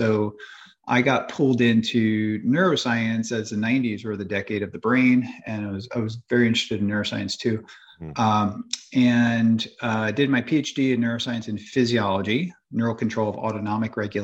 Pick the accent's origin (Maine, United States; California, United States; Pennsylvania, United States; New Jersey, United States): New Jersey, United States; moved away as an adult; also born or lived in Ohio; now in Florida, United States; I grew up in the Northeast, New Jersey